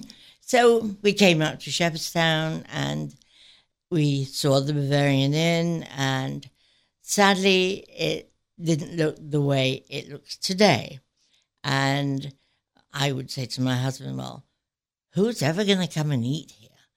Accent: Sheffield, Yorkshire and the Humber, United Kingdom; moved away as an adult; now in United States; I grew up in Sheffield, England, and to very humble beginnings

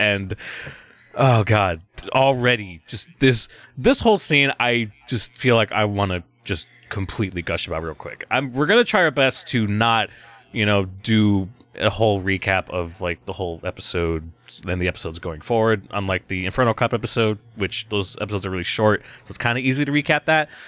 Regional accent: United States; As, as American viewers

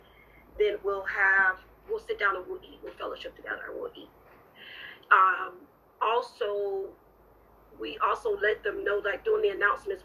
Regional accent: Orlando, Florida, United States; now in Jacksonville, United States; my hometown, Orlando.

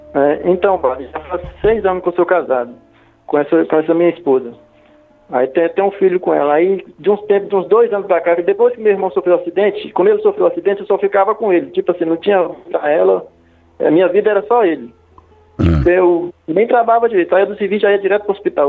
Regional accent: Minas Gerais, Brazil; now in Rio de Janeiro, Brazil; eu moro no Rio de Janeiro, só que aí nós somos de Minas Gerais

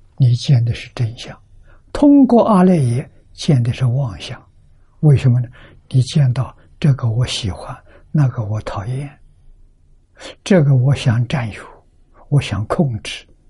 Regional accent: China; 我们中国人

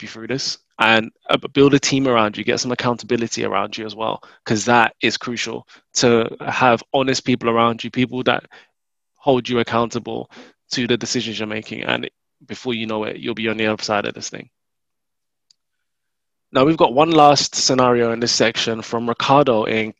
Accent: London, United Kingdom; I'm from North London

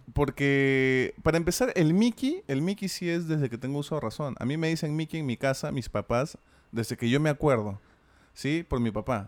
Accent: Lima, Peru; accent: Peruvian, Limeño; nuestro acento peruano que sí tenemos y limeño.

